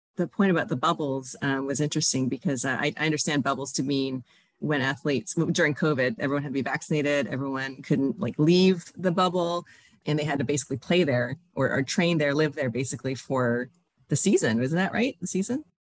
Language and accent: English; Toronto, Ontario, Canada; I, grew up in Toronto, uh, Toronto area